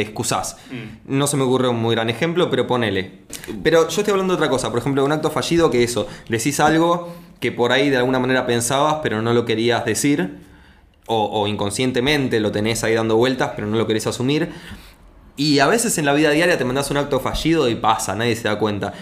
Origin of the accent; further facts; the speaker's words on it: Argentina; soy argentino